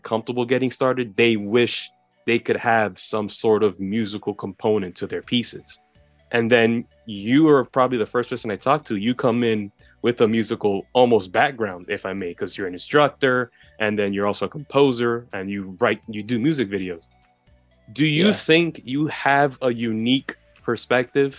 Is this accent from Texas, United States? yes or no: no; New York City, New York, United States; I'm from New York City and I live in New York City.